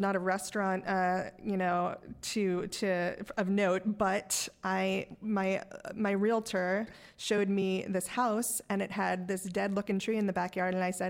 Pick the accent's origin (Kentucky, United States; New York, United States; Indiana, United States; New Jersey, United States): New York, United States; New York City; I grew up in Park Slope, which has a certain sort of connotation today. But when I grew up, it was... I'll admit it was the 80s and actually a very different neighborhood back then.